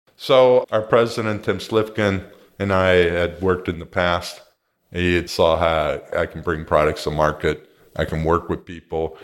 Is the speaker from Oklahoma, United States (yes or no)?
no; Pittsburgh, Pennsylvania, United States; also born or lived in Southern California; now in Costa Mesa, United States; I'm originally from Pittsburgh, where they made steel